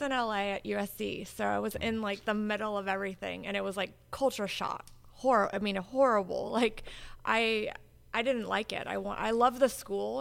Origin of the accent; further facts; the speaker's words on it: Hawaii, United States; moved away as an adult; also born or lived in California / Oregon / Chicago; now in Florida, United States; I was born in Hawaii. Uh, I was born and raised there.